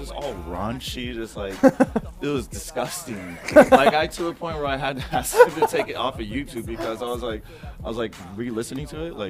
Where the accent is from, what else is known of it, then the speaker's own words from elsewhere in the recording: San Diego, California, United States; Maybe it's because I grew up in the North County, not the fucking down south.